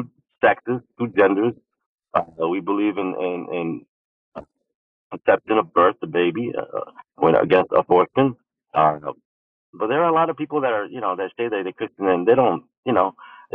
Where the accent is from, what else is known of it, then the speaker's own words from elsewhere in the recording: New York City, New York, United States; moved away as an adult; also born or lived in Brooklyn, New York; now in San Antonio, United States; I grew up in Queens, too, after I was, you know, born in Brooklyn. I was grew up in Queens